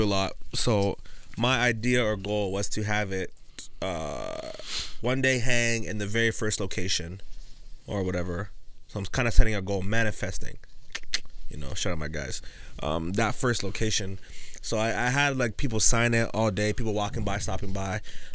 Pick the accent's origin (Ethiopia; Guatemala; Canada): Canada; Mississauga, Ontario; I was born and raised in Mississauga